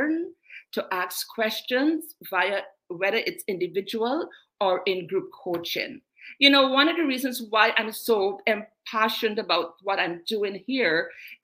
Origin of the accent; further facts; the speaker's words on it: Guyana; also born or lived in England; now in Canada; I was born in England, international, bred in South America, Guyana, from the sunny Guyana.